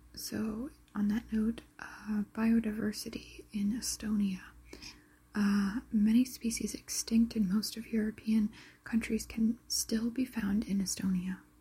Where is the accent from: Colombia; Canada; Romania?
Canada; I'm from Canada